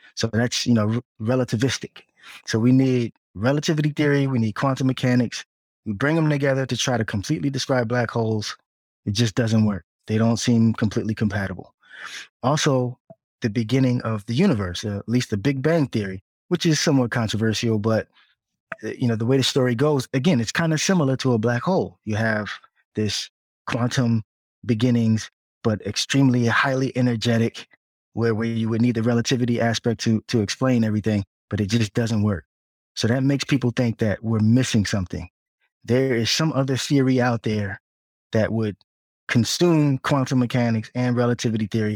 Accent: Piscataway, New Jersey, United States; moved away as an adult; also born or lived in Newark, New Jersey / Hampton, Virginia / Atlanta, Georgia; now in Washington, D.C. metro area, United States; Well, I was born in Newark, New Jersey, but as a young child in early elementary school, we moved to the suburbs in Piscataway, New Jersey, so central Jersey

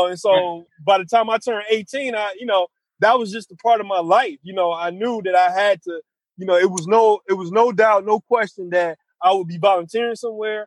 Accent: Detroit, Michigan, United States; growing up in Detroit, I came of age in Detroit in the 90s

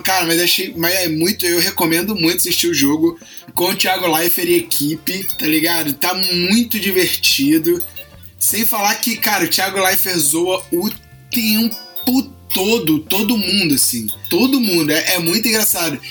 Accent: Rio de Janeiro, Brazil

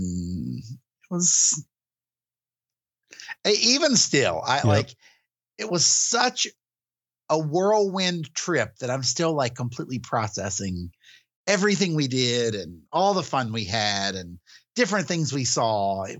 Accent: West Virginia, United States; accent: West Virginia; It's a West Virginia howdy.

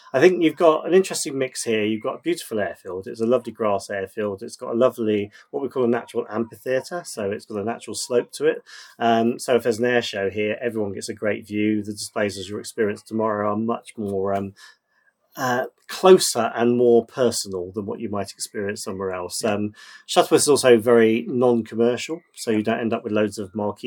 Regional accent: Oxfordshire, South East England, United Kingdom; moved away as an adult; also born or lived in Reading; now in Biggleswade, United Kingdom; I was brought up in Oxfordshire, not too far south of Oxford

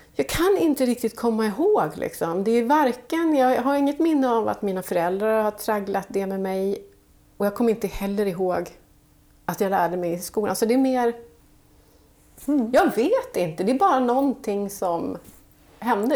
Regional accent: Falun, Dalarna County, Sweden; de flesta av oss som jobbar med magasinet vi är från Falun, Dalarna

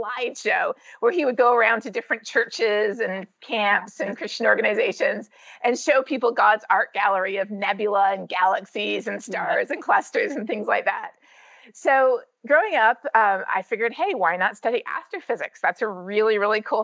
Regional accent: Canada; moved away as an adult; now in United States; growing up in Canada, especially with a science teacher dad

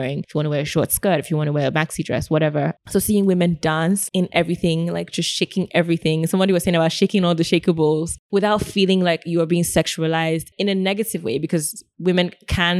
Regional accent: Nigeria; as a Nigerian

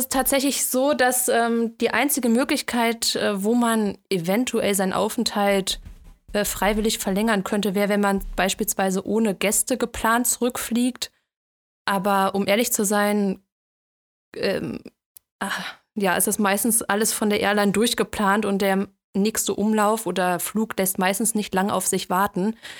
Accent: Cologne, North Rhine-Westphalia, Germany; moved away as an adult; now in Frankfurt, Germany; ich ähm, ziehe jetzt nach Köln zurück in meine Heimat

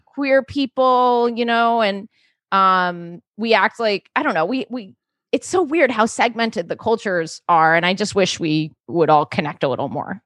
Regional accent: New York City, New York, United States; I grew up in New York City

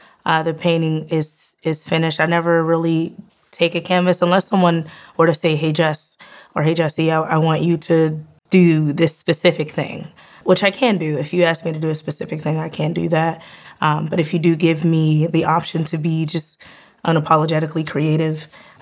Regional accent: Penn Hills, Pennsylvania, United States; I am from Penn Hills, Pennsylvania. I graduated there.

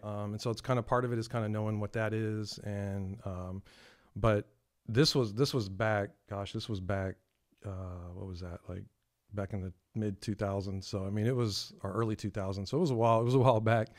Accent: San Antonio, Texas, United States; born and raised in San Antonio, uh, been here all my life.

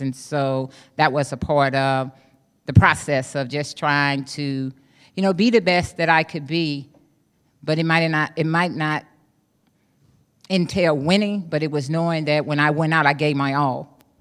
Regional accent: East St. Louis, Illinois, United States; I grew up in East Saint Louis, Illinois

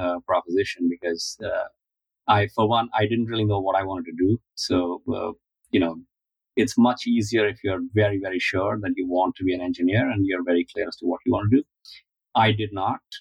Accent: Delhi, India; moved away as an adult; Lived in Delhi, which is the capital, for a large part of it.

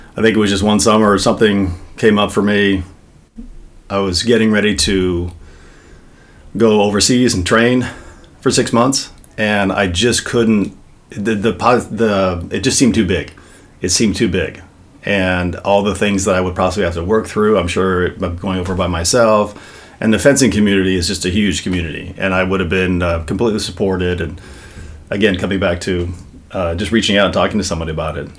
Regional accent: Los Angeles, California, United States; Venice, California

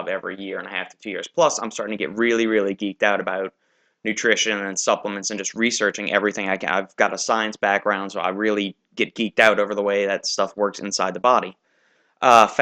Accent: Kenner, Louisiana, United States; also born or lived in New Orleans, Louisiana; I was born in 1985 in New Orleans, Louisiana, lived in Kenner

